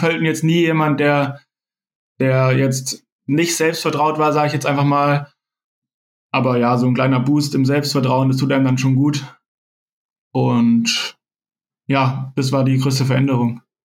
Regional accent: near Tübingen, Baden-Württemberg, Germany; also born or lived in Freiburg; ich bin in der Nähe von Tübingen geboren, bin da auch bis, bis ich 18 war, habe ich dort gelebt

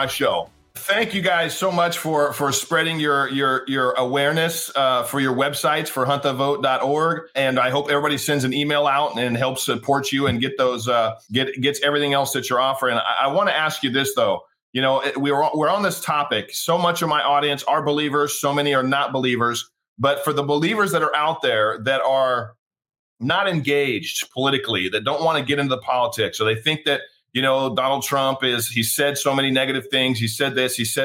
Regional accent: Redding, California, United States; my hometown and city of Redding, California

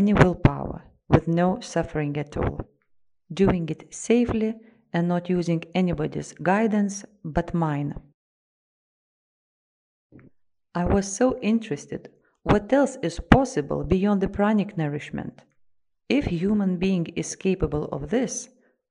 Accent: Russia; I am from Russia.

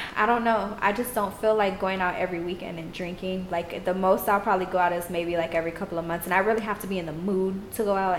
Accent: Austin, Texas, United States; also born or lived in Houston; I was born in Austin and I lived part of my life in Austin and even in Houston

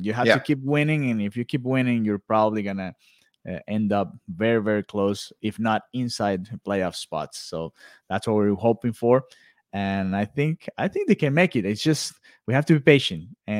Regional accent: Venezuela; I'm from Venezuela

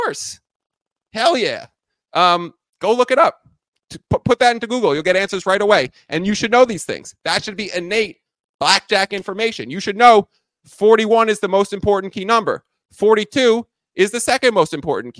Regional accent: New York, United States; moved away; I'm originally from New York

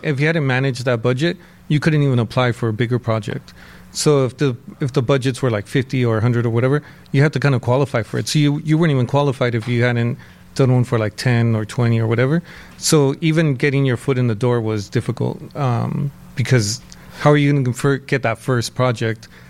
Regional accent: San Gabriel Valley, California, United States; I grew up in San Gabriel Valley

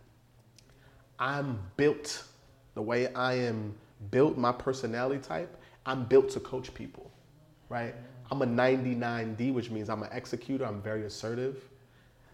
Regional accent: New York City, New York, United States; I grew up in the Bronx during the crack era

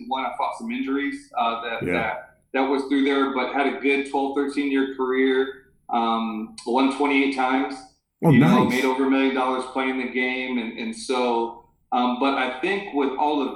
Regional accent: Phoenix, Arizona, United States; I grew up in Phoenix, with Mr. Dickey, right down the street.

